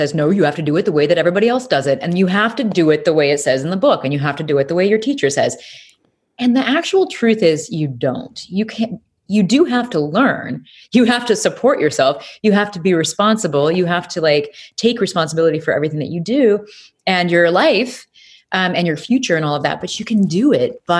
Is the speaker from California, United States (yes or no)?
no; Peoria, Illinois, United States; moved away; I'm really originally from Illinois, Peoria, Illinois